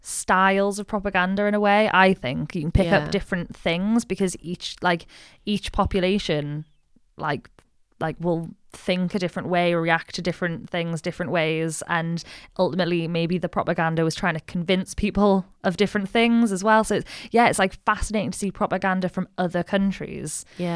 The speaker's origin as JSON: {"language": "English", "country": "United Kingdom", "said": "Like, I'm British."}